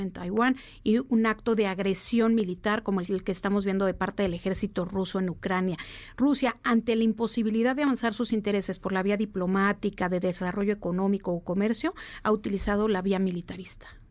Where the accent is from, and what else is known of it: Mexico